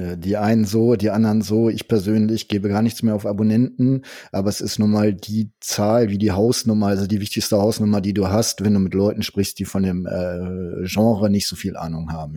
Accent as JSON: {"language": "German", "country": "Germany", "said": "ich bin Deutscher"}